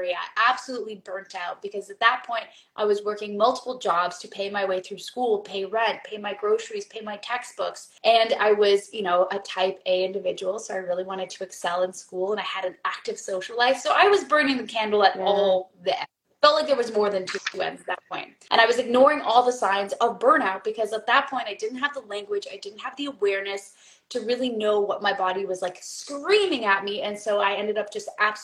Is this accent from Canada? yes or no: yes; Canada; Being a Canadian